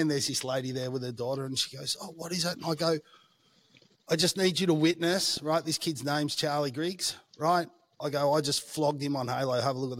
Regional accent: Melbourne, Victoria, Australia; so I grew up in a suburban area. I would say that broadly speaking, it was like a standard middle classish type area.

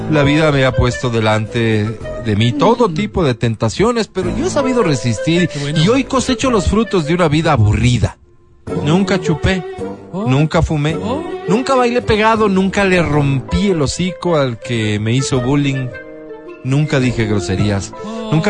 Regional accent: Esmeraldas, Ecuador; born there; Soy un ciudadano ecuatoriano nacido en la bella provincia de Esmeraldas, así

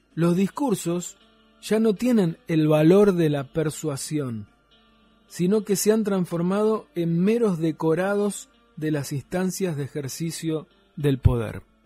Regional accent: Tierra del Fuego, Argentina; cómo somos los fueguinos

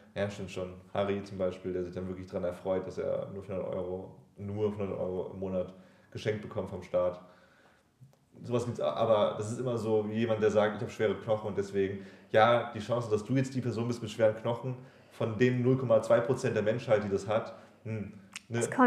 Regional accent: Germany

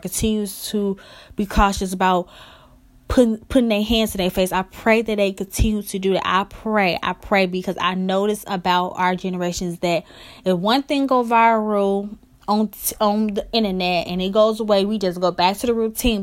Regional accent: Chicago, Illinois, United States; I'm from Chicago

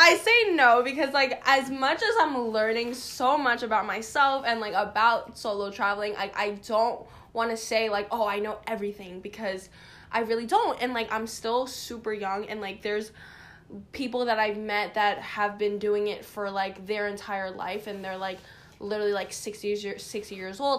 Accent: New York City, New York, United States; I am from Queens, New York

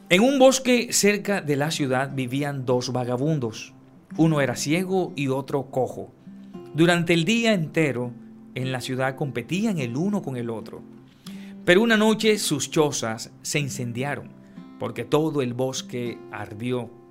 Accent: San Antero, Córdoba, Colombia; Yo soy de San Antero, Córdoba.

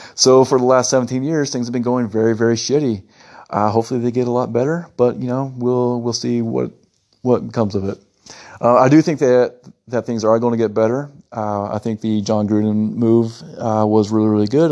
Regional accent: United States; moved away as an adult; now in Italy; I'm an American citizen

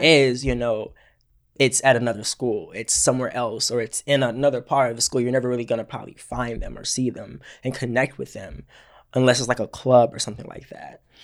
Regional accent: Georgia, United States; moved away; I am from Georgia originally

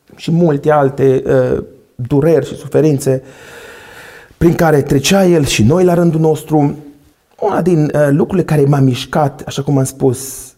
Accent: Săcălaz, Timiș County, Romania; moved away as an adult; now in Timișoara, Romania; eu mă vin din Săcălaz, acum locuiesc la Timișoara, din o familie, așa cum am spus, de șase

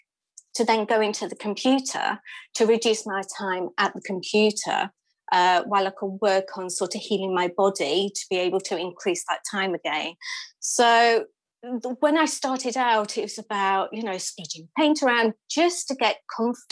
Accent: United Kingdom; also born or lived in London; I moved from London back up here to sort of where I'm from in the middle of the UK.

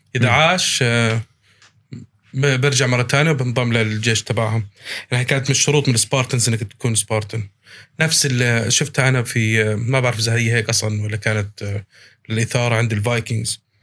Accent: Abu Dhabi, United Arab Emirates; accent: Palestinian; انا مولود في الامارات انا مولود في ابو ظبي وعايش طول حياتي في ابو ظبي

